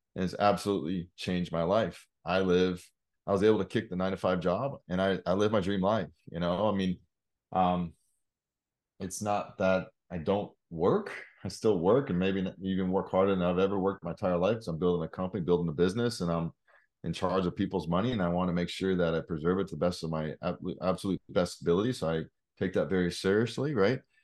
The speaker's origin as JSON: {"language": "English", "town": "Salem", "region": "Oregon", "country": "United States", "tie": "born or raised there", "moved": "as an adult", "lives_now": "Oklahoma City, United States", "said": "born and raised in Salem, Oregon"}